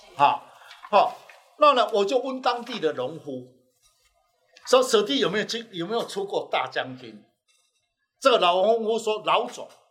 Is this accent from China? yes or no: no; Taiwan; 我是来自台湾